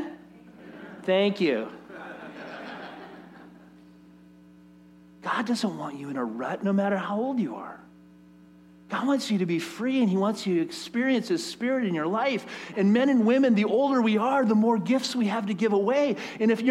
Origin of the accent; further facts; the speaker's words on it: United States; especially as American people